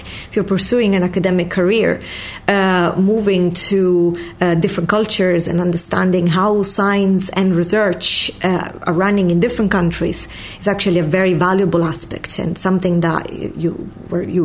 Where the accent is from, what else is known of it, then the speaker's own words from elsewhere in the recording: Sicily, Italy; moved away as an adult; also born or lived in Oxford, United Kingdom; now in Dublin, Ireland; I'm Italian from Sicily, a little Ireland in the south of Italy. I graduated there in chemistry